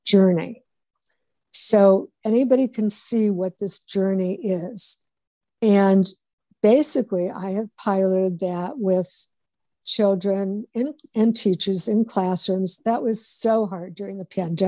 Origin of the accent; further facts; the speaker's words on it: Cleveland, Ohio, United States; moved away; I went to my sister's place in Cleveland, which is my hometown, Cleveland, Ohio